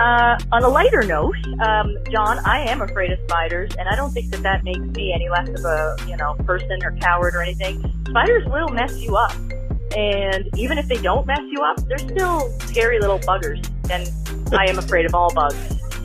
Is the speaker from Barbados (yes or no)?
no; Canada; Canada Day, which is our July 4th, is July 1st.